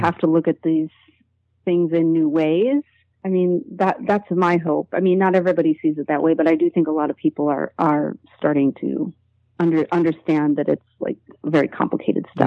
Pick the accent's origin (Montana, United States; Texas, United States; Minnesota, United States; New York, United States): New York, United States; Buffalo; I grew up in Buffalo, New York, which is an hour away from the world's largest spiritualist community